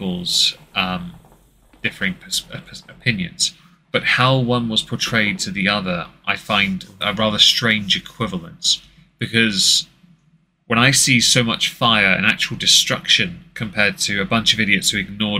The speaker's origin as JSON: {"language": "English", "region": "England", "country": "United Kingdom", "said": "I'm English"}